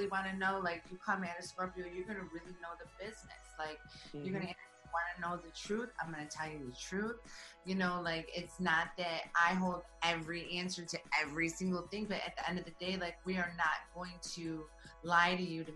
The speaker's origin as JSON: {"language": "English", "town": "Detroit", "region": "Michigan", "country": "United States", "tie": "born or raised there", "said": "I'm from Detroit, you know? I grew up in that scene where I was going to Cyphers"}